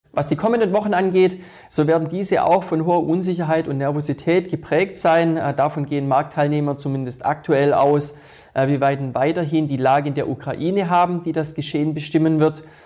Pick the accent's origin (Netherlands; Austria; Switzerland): Switzerland; bei uns in der Schweiz Geberit und die Swiss Re